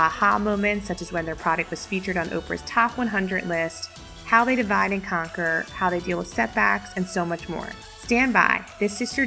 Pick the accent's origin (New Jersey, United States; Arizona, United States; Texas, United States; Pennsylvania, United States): Pennsylvania, United States; Philadelphia; I'm from Philadelphia